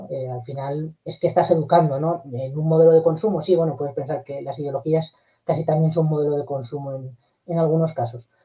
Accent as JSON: {"language": "Spanish", "region": "Castilla-La Mancha", "country": "Spain", "tie": "born or raised there", "said": "yo estos últimos veranos en mi pueblo, un pueblo de Guadalajara, el eh, montamos un autocine"}